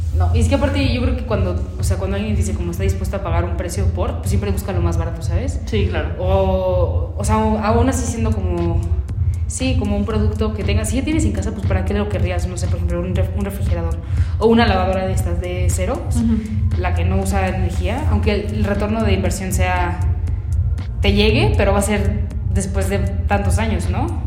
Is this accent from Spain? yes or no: no; Mexico; los mexicanos también somos como medio apaniqueados